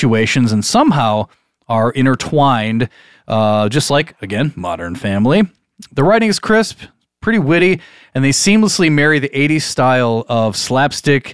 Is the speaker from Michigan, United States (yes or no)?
yes; Michigan, United States; from our fair state of Michigan